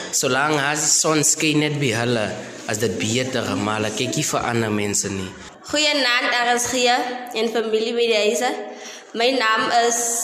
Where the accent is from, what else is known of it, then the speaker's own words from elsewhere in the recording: Jacobsdal, Free State, South Africa; ek as 'n inwoner van Jacobsdal, ek gaan skool by Ikanyeng gekombineerde skool.